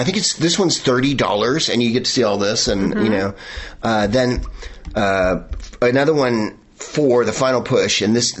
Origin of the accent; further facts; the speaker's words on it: Arizona, United States; I was born in Arizona.